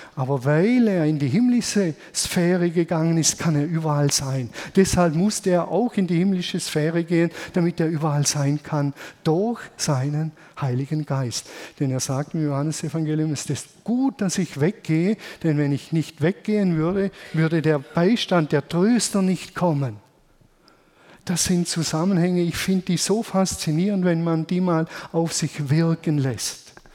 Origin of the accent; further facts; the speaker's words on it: Germany; Wir sind halt Deutsche